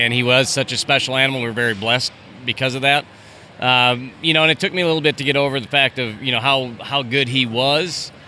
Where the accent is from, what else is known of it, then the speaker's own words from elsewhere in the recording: Minnesota, United States; moved away; also born or lived in Michigan; growing up in Minnesota, it isn't exactly rodeo country or bull riding country